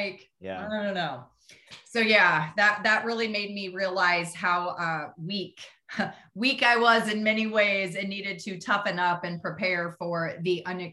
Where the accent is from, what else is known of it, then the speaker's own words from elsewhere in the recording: Midwest, United States; I grew up in the Midwest.